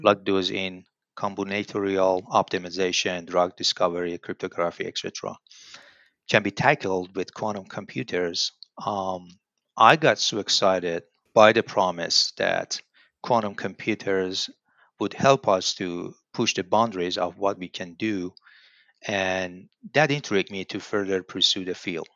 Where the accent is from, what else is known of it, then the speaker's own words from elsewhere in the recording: Tehran, Tehran Province, Iran; moved away as an adult; now in Lincoln, United States; I'm from Iran. Uh, my hometown, I mean, home city is Tehran